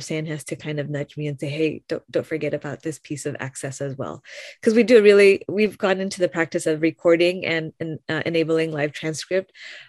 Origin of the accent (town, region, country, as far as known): Philippines